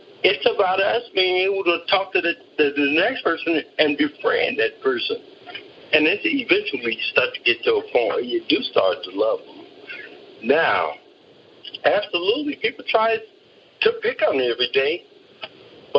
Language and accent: English; San Diego, California, United States; I grew up in San Diego